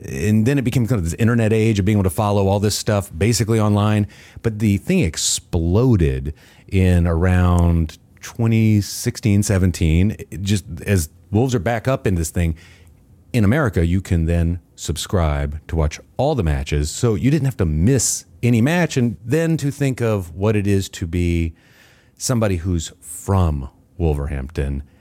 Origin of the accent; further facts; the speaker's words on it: United States; as an American